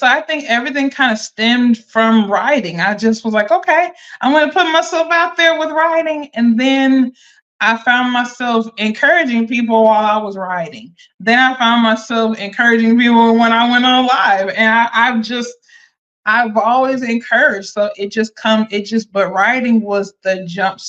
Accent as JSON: {"language": "English", "town": "Akron", "region": "Ohio", "country": "United States", "tie": "born or raised there", "moved": "yes", "lives_now": "North Carolina, United States", "said": "born and raised in Akron, Ohio, living down here in North Carolina."}